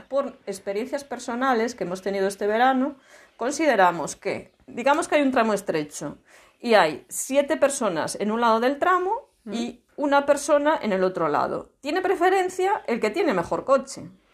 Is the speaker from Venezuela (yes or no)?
no; Laza, Galicia, Spain; yo soy de mi pueblo, soy de Laza.